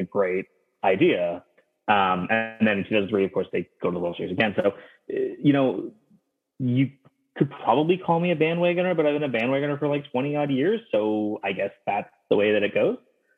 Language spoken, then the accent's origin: English; Toronto, Ontario, Canada; moved away as an adult; now in British Columbia, Canada; I grew up actually in the Toronto area